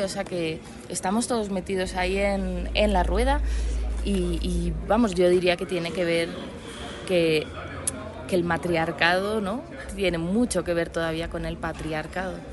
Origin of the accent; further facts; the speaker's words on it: Madrid, Community of Madrid, Spain; Yo soy de Madrid